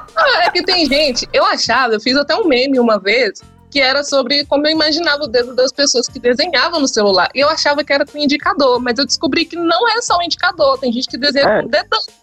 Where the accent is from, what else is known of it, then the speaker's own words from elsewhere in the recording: interior of Minas Gerais, Brazil; Eu fui do interior de Minas